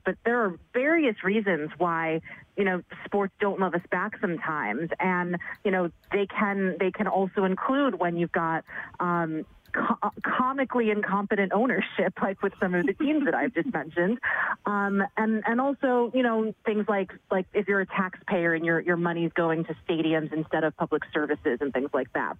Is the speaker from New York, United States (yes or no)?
yes; New York City, New York, United States; I'm, I'm, born and raised in New York City